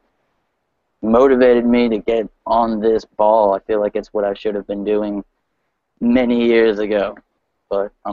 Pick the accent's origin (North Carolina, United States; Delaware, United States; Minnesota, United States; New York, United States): Delaware, United States; Newark; I'm from Newark, Delaware